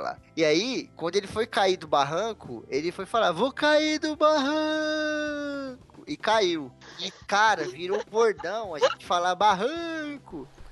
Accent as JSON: {"language": "Portuguese", "town": "Santana de Parnaíba", "region": "São Paulo", "country": "Brazil", "tie": "born or raised there", "said": "Que eu sou aqui de Santana de Parnaíba"}